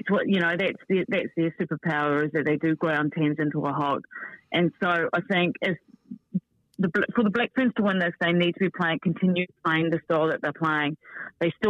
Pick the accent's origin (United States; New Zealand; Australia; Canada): New Zealand; I'm a Kiwi